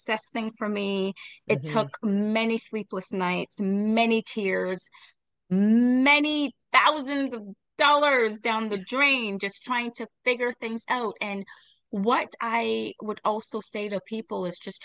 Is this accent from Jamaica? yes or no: yes; Jamaica; I am Jamaican